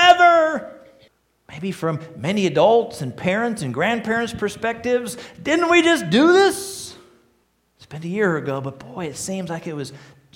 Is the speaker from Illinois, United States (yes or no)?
yes; Joliet, Illinois, United States; now in Lima, United States; I was born in Joliet, outside of Chicago